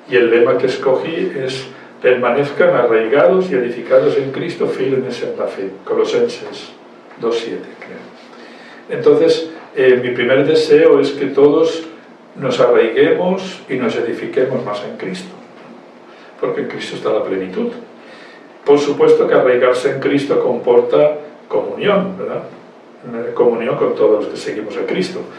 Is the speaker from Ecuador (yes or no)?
no; Valencia, Valencian Community, Spain; now in Costa Rica; Valencia. Mi tierra, mi tierra muy querida. Costa Rica. Mi tierra también, mi tierra también de adopción, donde el Señor me envió